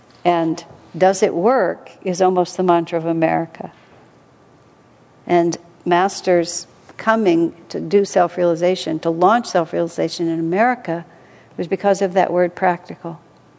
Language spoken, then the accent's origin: English; United States; I'm so American